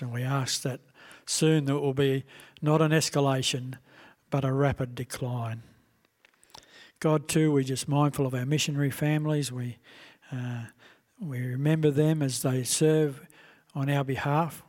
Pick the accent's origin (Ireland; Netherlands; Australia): Australia; we as Australian citizens